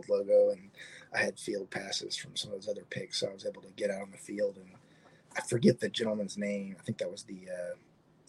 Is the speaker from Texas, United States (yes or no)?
yes; Houston, Texas, United States; moved away as an adult; also born or lived in Memphis, Tennessee; now in Springfield, United States; I'm obviously a Houston native and been in Tennessee since 2017.